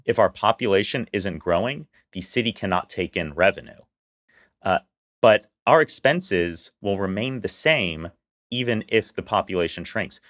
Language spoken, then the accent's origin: English; Houston, Texas, United States; as a lifelong Houstonian, I grew up in Meyerland